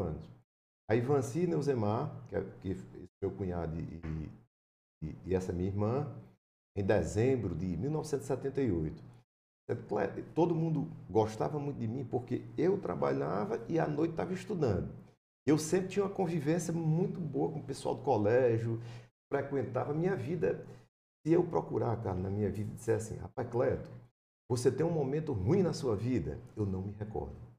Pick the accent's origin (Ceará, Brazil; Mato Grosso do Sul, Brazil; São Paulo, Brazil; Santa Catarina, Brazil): Ceará, Brazil; Iracema; Eu nasci na cidade de Iracema, Fica ali no Vale do Jaguaribe, né? É. Que bem pertinho. É uma cidade que eu tenho um carinho todo especial, porque lá eu nasci e morei até os 18 anos